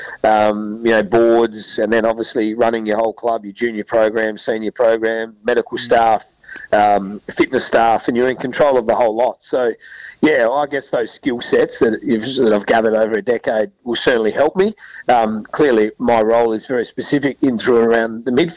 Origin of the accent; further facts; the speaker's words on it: South Australia, Australia; we're both Mallee boys as well. We're from the Murray Mallee